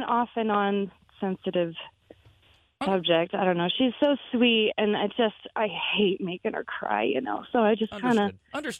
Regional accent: Tahoe, California, United States; We're from Tahoe.

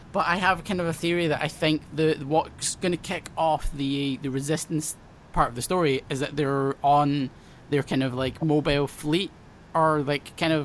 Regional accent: United Kingdom; I'm British

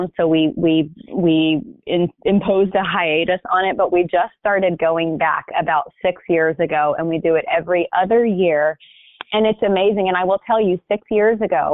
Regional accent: Hoover, Alabama, United States; moved away; also born or lived in California; I grew up in Birmingham, Alabama, in a suburb called Hoover

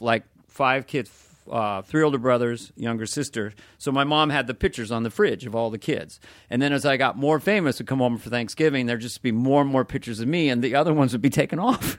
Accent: Northern California, United States; we're from Northern California

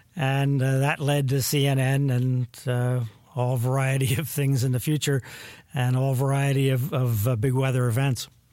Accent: Melbourne, Florida, United States; I grew up in, uh, East Central Florida in Brevard County, uh, near Cape Canaveral.

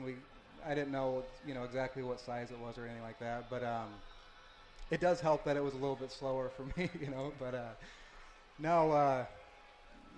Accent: North Pole, Alaska, United States; I'm from North Pole, Alaska

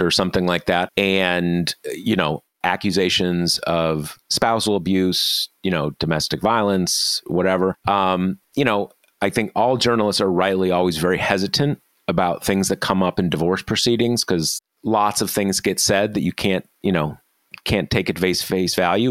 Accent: Missouri, United States; Missouri, my home state.

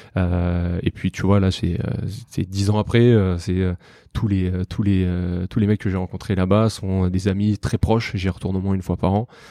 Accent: Paris, Île-de-France, France; je suis né, j'ai grandi à Paris, dans le 12e arrondissement.

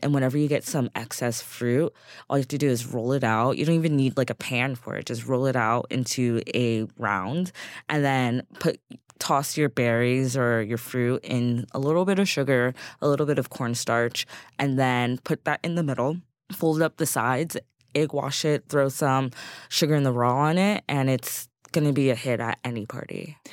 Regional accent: Eastern Pennsylvania, United States; now in New York, United States; Eastern Pennsylvania

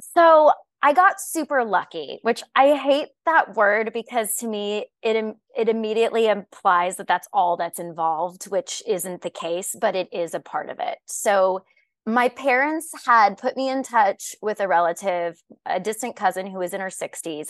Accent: Arizona, United States; also born or lived in Illinois; My family moved from the state when I was four, at which point I grew up in the desert

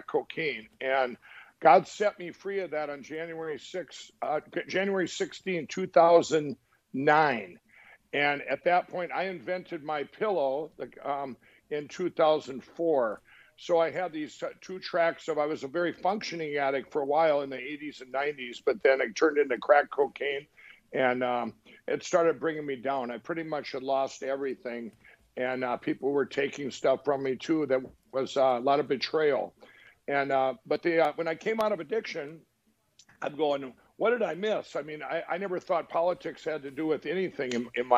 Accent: Minnesota, United States; I went back to my home state in Minnesota

